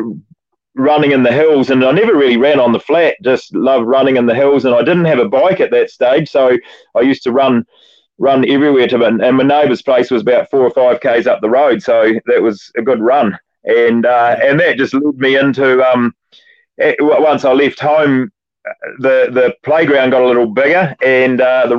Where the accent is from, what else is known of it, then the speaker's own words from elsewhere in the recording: Oxford, Canterbury, New Zealand; I grew up in an environment in the country out there in the foothills of Canterbury